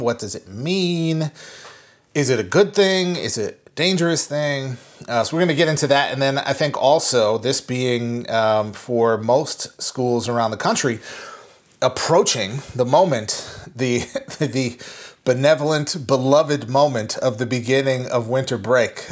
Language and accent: English; Minnesota, United States; moved away; I am driving home to my home state, um, to see my family that I have not seen in a year.